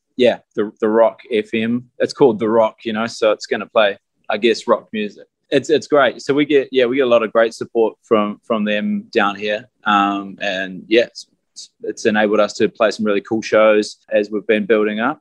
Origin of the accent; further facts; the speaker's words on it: New Zealand; we're from New Zealand